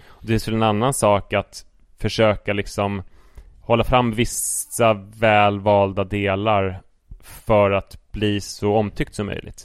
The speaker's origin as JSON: {"language": "Swedish", "country": "Sweden", "said": "om jag står för min svenskhet och pratar som en svensk"}